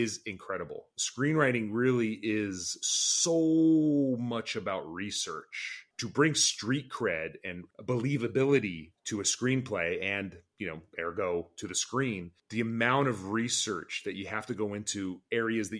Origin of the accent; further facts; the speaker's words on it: Orange County, California, United States; my past as an Arab American growing up in Orange County in the 1990s